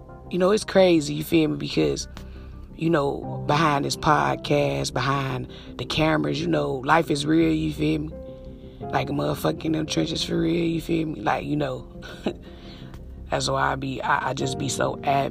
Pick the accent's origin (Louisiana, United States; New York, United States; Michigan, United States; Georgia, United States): Michigan, United States; Detroit; I'm from Detroit.